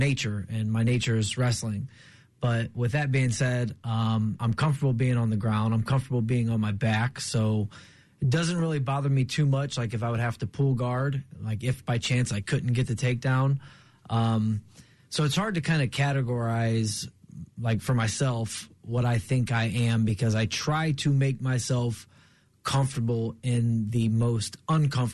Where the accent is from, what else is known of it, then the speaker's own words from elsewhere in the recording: Akron, Ohio, United States; my hometown of Akron, Ohio